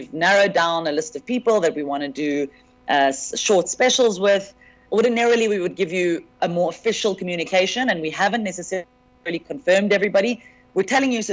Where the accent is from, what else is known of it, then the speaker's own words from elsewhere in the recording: South Africa; as a South African comedian